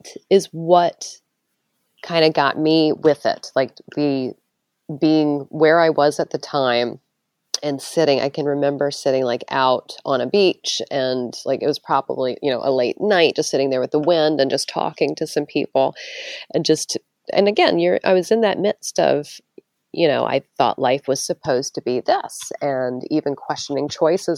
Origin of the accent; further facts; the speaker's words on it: Maryland, United States; moved away; I grew up in Maryland.